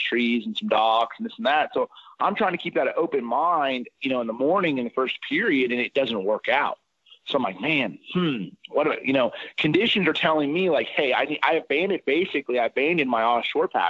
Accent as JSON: {"language": "English", "town": "Indianapolis", "region": "Indiana", "country": "United States", "tie": "born or raised there", "said": "I grew up in Indianapolis, Indiana"}